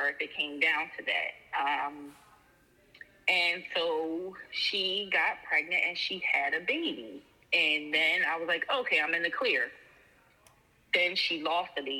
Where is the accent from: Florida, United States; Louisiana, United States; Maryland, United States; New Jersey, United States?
New Jersey, United States; I'm from New Jersey